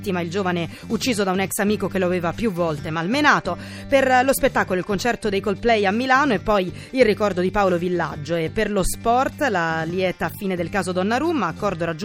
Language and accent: Italian; Nigeria; Italian is a second language; now in Carini, Italy; Io vengo da Nigeria, ma abito a Carini.